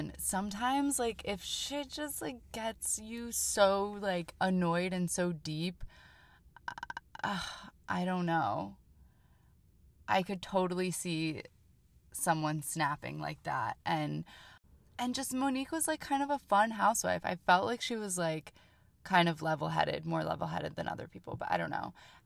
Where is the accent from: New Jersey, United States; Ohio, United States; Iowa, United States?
New Jersey, United States; Jersey City; I'm from New Jersey, but from the area. I'm from Jersey City